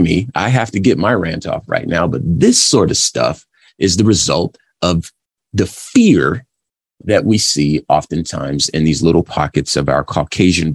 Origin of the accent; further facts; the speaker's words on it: California, United States; I'm from California